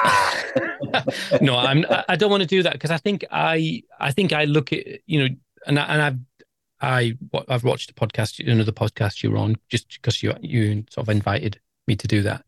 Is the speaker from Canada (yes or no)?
no; England, United Kingdom; I'm English